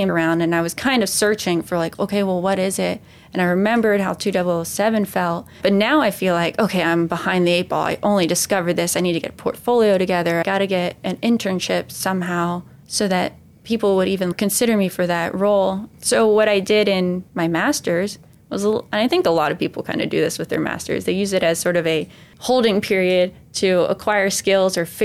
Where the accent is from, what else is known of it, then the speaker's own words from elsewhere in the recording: Ireland; Carmel from my home country, Ireland, in County Sligo.